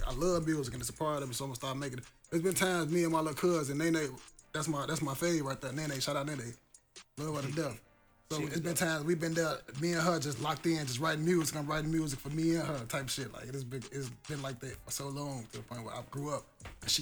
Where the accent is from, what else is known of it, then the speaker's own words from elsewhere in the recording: Chicago, Illinois, United States; a little kid growing up in Chicago